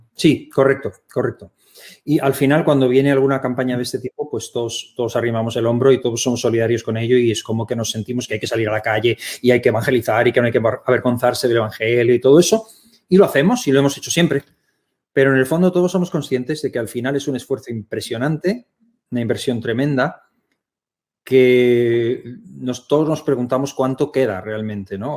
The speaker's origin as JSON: {"language": "Spanish", "country": "Spain", "tie": "born or raised there", "also_born_or_lived": "Germany", "said": "él tenía un llamamiento de Dios para España, regresó siendo yo un niño y, aquí crecimos"}